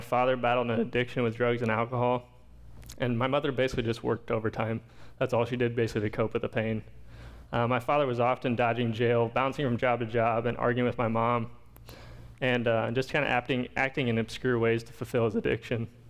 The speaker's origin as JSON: {"language": "English", "town": "Pekin", "region": "Illinois", "country": "United States", "tie": "born or raised there", "also_born_or_lived": "Champaign, Illinois", "said": "I grew up in Pekin, which isn't very far from here. Moved over to Pekin when I was about two from Champaign."}